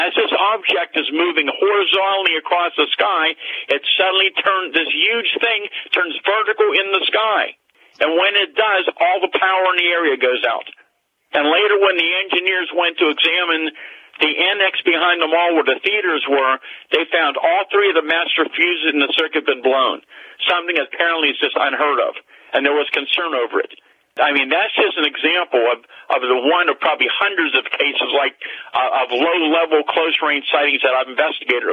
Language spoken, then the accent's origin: English; Greensburg area, Pennsylvania, United States; in my hometown, several miles from where I live, what was then by the Green Gate Mall